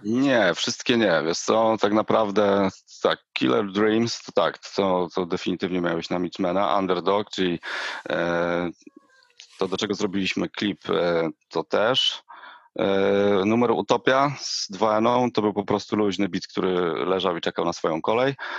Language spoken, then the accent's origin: Polish; Jelenia Góra, Lower Silesian Voivodeship, Poland; Ja pochodzę z Jeleniej Góry